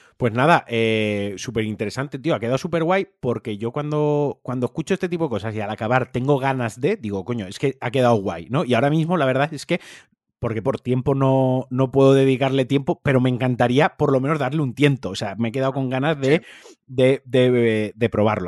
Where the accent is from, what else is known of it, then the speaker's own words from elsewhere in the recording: Valencia, Valencian Community, Spain; soy un valenciano muy turras con Valencia